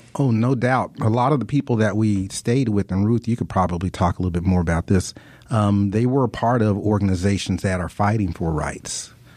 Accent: United States; what I grew up with here in the United States

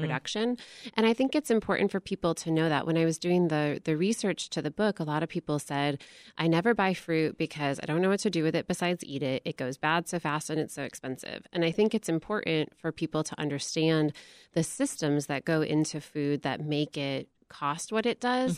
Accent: Michigan, United States; I grew up in Michigan, and Michigan is the second most agriculturally diverse state in the nation

